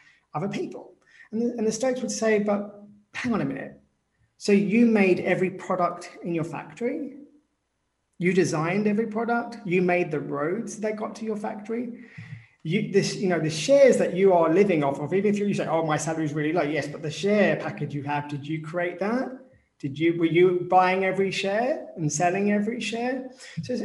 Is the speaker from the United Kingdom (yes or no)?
yes; United Kingdom; I'm British